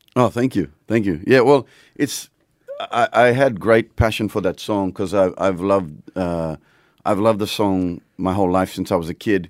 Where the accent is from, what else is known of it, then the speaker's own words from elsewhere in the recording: Papua New Guinea; I grew up in Papua New Guinea